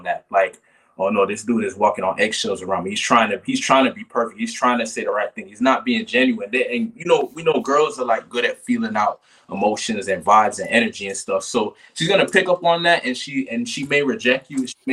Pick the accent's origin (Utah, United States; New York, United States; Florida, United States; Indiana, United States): Florida, United States; Kissimmee; moved away; was born in Kissimmee, Florida. I spent most of my life there.